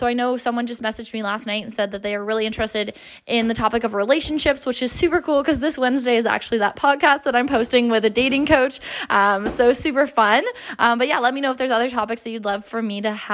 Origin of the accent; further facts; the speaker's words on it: just outside of Toronto, Ontario, Canada; Just outside of Toronto, like a small little town.